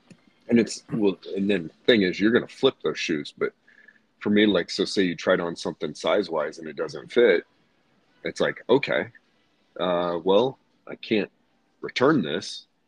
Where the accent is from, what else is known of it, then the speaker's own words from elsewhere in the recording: Hershey, Pennsylvania, United States; I'm from Hershey, PA, brother. Born and bred.